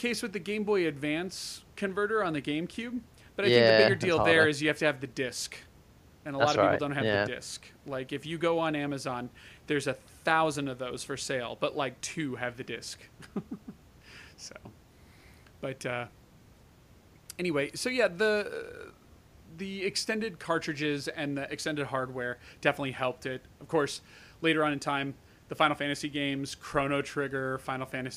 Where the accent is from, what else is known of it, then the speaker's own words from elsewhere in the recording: United States; I'm American